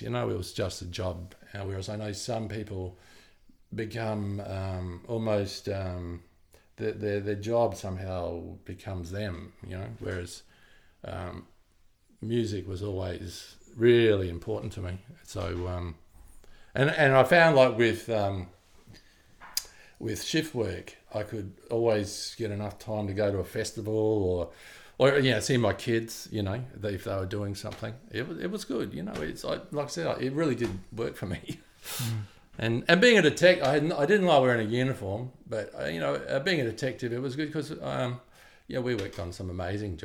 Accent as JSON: {"language": "English", "country": "Australia", "tie": "born or raised there", "said": "when I was growing up in Australia"}